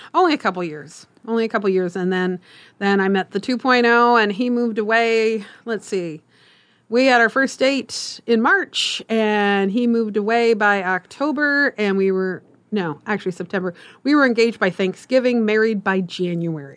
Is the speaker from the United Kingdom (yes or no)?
no; Omaha, Nebraska, United States; I am Omaha, born and raised, uh, lived here all my life